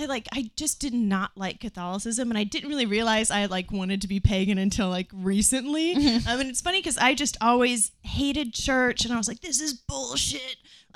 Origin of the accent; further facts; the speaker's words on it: Nebraska, United States; I grew up in Nebraska